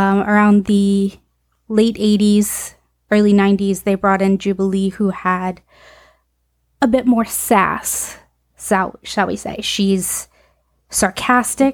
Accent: Texarkana, the South, United States; I'm from the South in the Texas, Arkansas, Louisiana area.

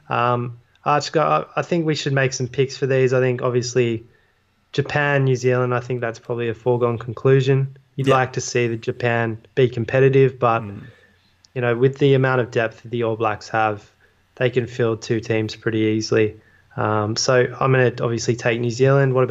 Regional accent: London, United Kingdom; then we move across to my hometown here in London at the moment.

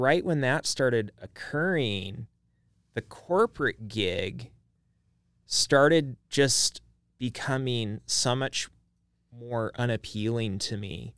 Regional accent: Idaho Falls, Idaho, United States; now in Boise, United States; I grew up in Idaho Falls

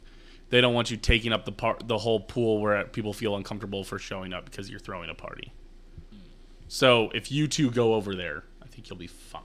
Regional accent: United States; because we're American

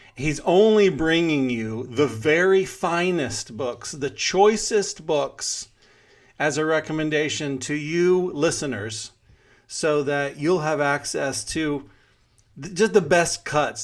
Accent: Houston, Texas, United States; moved away; We grew up together in Houston

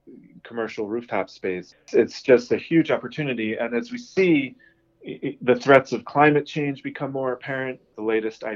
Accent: New York, United States; moved away as an adult; also born or lived in Boston, United States / UAE / India; I grew up in New York

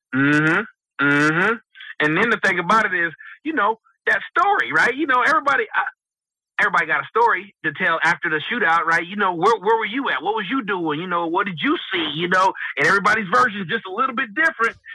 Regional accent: West Coast, United States; I'm from the West Coast

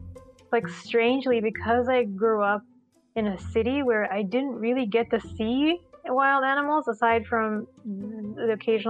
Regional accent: Sri Lanka; I grew up in Sri Lanka

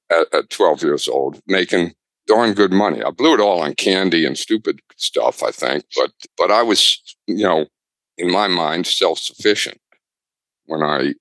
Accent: near the University of Maryland, United States; I grew up near the University of Maryland

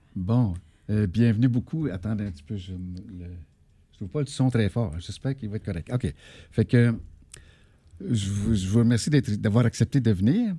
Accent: Abitibi, Quebec, Canada; Je viens de la BTB

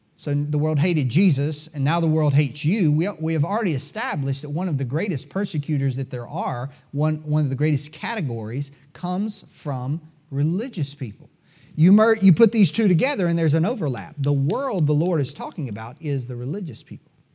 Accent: United States; As Americans

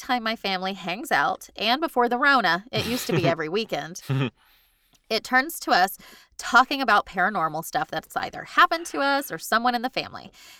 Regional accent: Dallas, Texas, United States; born there; So I was born in Parkland. The old one. Second one. The one before the new one that's shaped weird. And everybody in Dallas knows that.

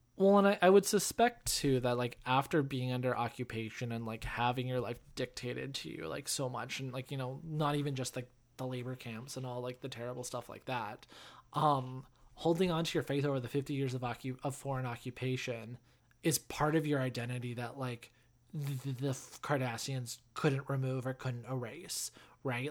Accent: Canada; being Canadian

